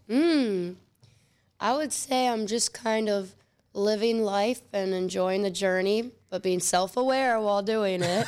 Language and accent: English; Willoughby, Ohio, United States; also born or lived in Solon, Ohio / Knoxville, Tennessee / Cleveland, Ohio; I grew up in Willoughby and then also in Solon